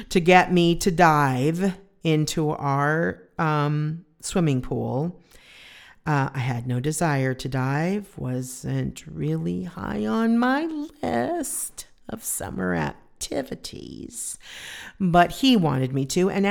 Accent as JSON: {"language": "English", "region": "California", "country": "United States", "said": "I was from California, and they came and did a photo shoot with me."}